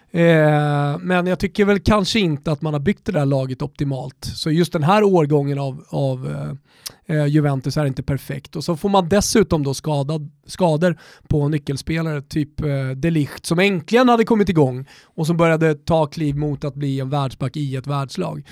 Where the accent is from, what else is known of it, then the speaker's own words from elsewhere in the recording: Sweden; vi är svenskar